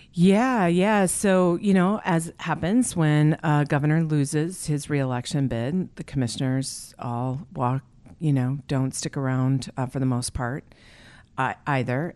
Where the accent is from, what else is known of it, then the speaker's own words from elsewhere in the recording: Wisconsin, United States; moved away as an adult; also born or lived in New York City / Alaska; I was actually born and raised in Wisconsin